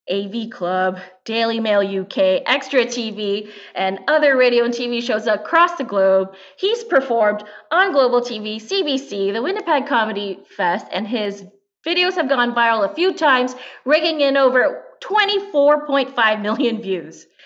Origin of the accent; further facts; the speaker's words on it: Philippines; so, first thing, I am a Filipina. I am a comedian.